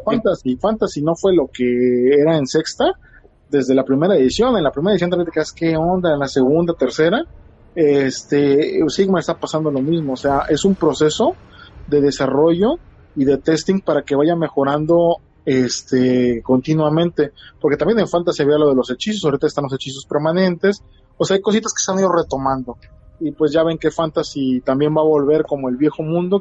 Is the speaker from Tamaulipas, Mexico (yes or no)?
yes; Tampico, Tamaulipas, Mexico; also born or lived in Guadalajara, Jalisco; now in Poza Rica, Mexico; yo soy originario de Tampico, Tamaulipas, pero viví en Guadalajara